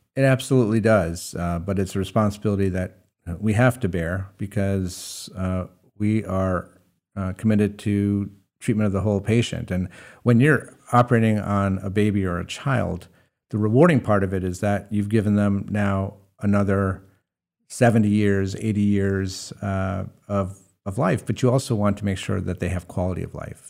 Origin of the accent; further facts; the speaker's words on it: Hudson Valley, New York, United States; now in Maine, United States; I grew up in the Hudson Valley